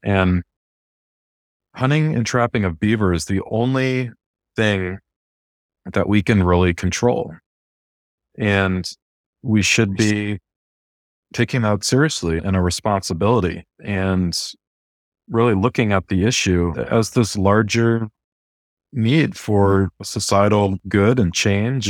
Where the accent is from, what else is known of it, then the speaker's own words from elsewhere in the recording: near the Adirondack Mountains, New York, United States; now in West Coast, United States; I'm originally from the East Coast and grew up near the Adirondack Mountains